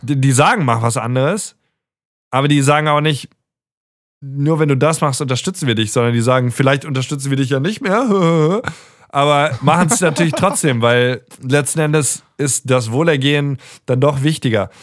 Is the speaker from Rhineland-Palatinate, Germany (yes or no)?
yes; Mainz area, Rhineland-Palatinate, Germany; moved away as an adult; also born or lived in Darmstadt / Stuttgart; wir sind in der Mainz-Ecke zur Schule gegangen